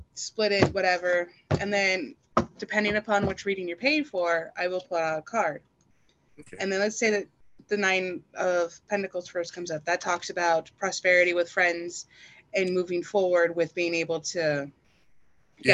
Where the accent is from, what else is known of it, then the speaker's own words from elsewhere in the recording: El Paso, Texas, United States; moved away as an adult; also born or lived in the South; now in Oregon, United States; I'm originally from El Paso, Texas